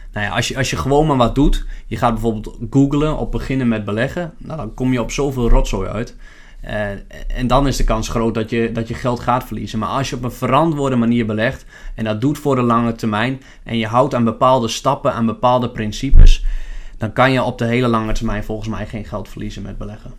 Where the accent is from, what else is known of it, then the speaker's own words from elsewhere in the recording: Lemelerveld, Overijssel, Netherlands; now in Zwolle, Netherlands; Ik eh, ben geboren in Lemelenveld